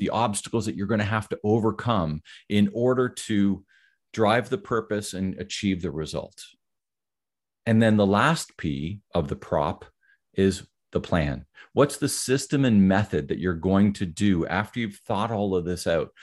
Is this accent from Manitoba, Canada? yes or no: no; Ottawa, Ontario, Canada; also born or lived in near Toronto, Ontario; I grew up in the Ottawa area, which is the capital of Canada.